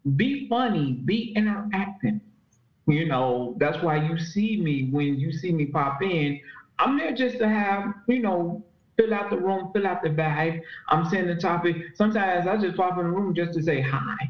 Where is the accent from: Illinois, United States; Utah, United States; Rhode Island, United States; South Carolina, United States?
Illinois, United States; Chicago; also born or lived in Robbins, Illinois / Gary, Indiana; I am from the United States of America, from Chicago, Illinois. Um, I have lived in several places in Chicago, Illinois. Um, I originate from the south side, the south suburbs of Illinois, um, Robbins, Illinois. Um, grew up also in Indiana, Northwest Indiana, Gary, Indiana.